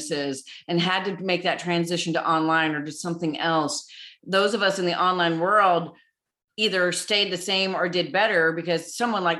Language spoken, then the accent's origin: English; Southern Illinois, United States; moved away as an adult; also born or lived in Wyoming; now in Nashville, United States; I was born and raised in Southern Illinois